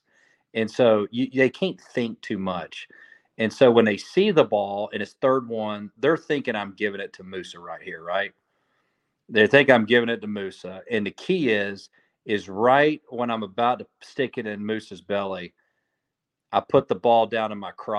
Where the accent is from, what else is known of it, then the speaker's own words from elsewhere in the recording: Snellville, Georgia, United States; I'm from Snellville